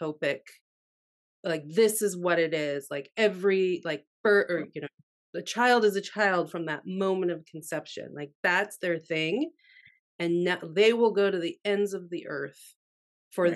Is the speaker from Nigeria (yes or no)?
no; Canada; now in United States; I'm Canadian who lives in America